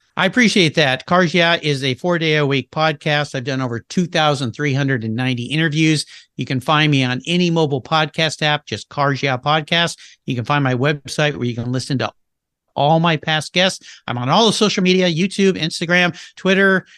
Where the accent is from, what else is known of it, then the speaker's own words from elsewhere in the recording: Southern California, United States; I grew up in Southern California